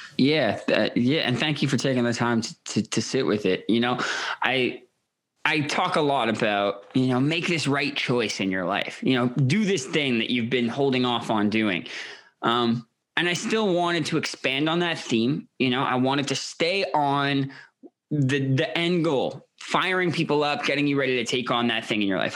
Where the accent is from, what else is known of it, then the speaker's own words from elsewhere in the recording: Toronto, Ontario, Canada; I grew up in Toronto, a progressive family